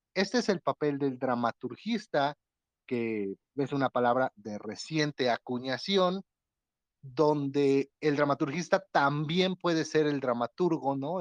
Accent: Atlixco, Puebla, Mexico; de aquí, de mi ciudad natal, Atlisco

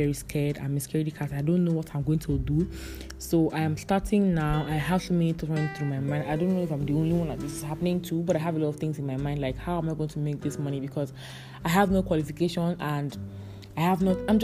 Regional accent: Calabar, Cross River, Nigeria; accent: Calabar; my Calabar accent

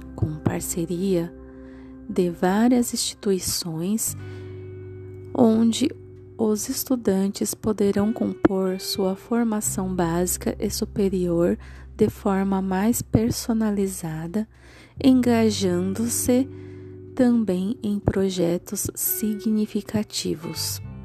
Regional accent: Santo André, São Paulo, Brazil; sou da cidade de Santo André

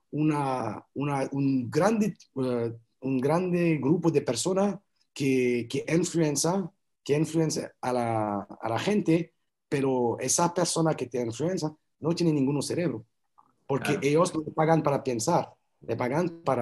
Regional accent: France; Spanish is a second language; moved away as an adult; also born or lived in Colombia / Canada; Entonces, me fui de Francia, me fui, eh, estaba trabajando, tengo un buen trabajo, una buena vida, pero me fui a vivir en Colombia, en Santa Marta

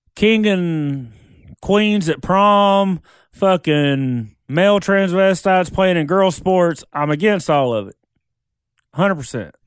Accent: Oklahoma, United States; we're from Oklahoma

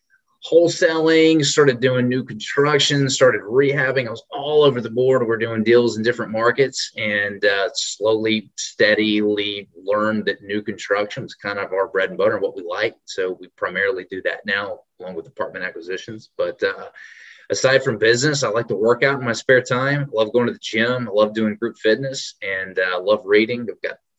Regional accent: Memphis, Tennessee, United States; also born or lived in Trussville, Alabama / Knoxville, Tennessee; now in Nashville, United States; a down to earth country boy from Alabama, Memphis originally. Spent some time growing up in Trustville, moved to Memphis when I was pretty young.

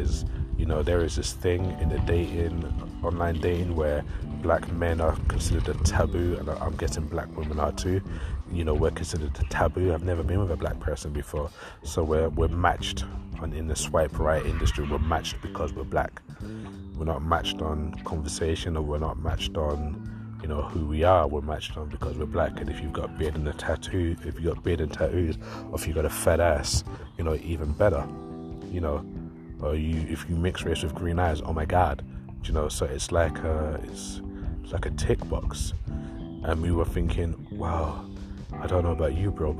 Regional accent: London, United Kingdom; I grew up in East London where racism was a thing

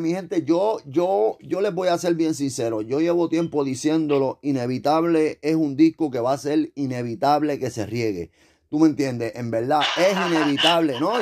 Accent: Puerto Rico; nosotros decimos eso está cabrón

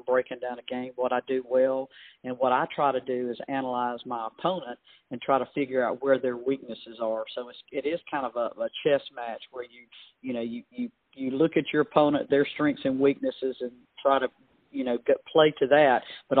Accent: Winona, Mississippi, United States; I'm from Winona, a little small town from Winona High School

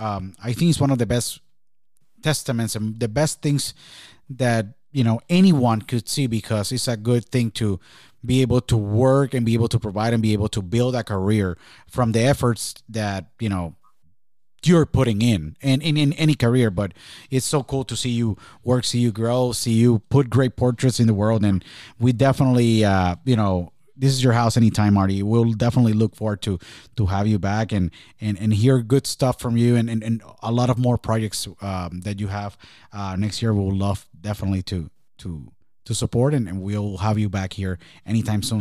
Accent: Puerto Rico; when I was born and raised in Puerto Rico

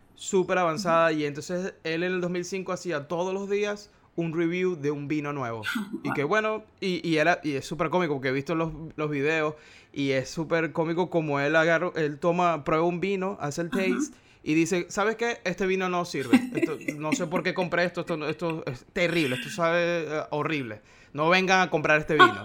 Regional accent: Maracaibo, Zulia, Venezuela; Soy de una ciudad que se llama Maracaibo

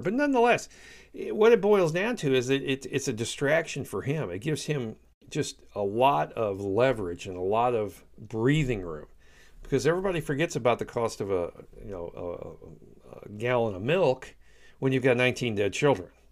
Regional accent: United States; as an American

